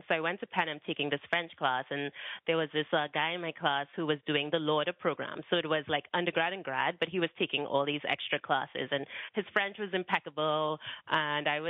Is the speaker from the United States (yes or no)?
no; Trinidad & Tobago; I grew up in Trinidad and Tobago, so it's a small island.